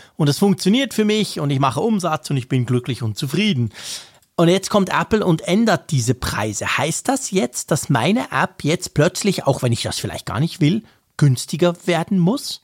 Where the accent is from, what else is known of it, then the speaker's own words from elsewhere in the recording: Switzerland; bei uns in der Schweiz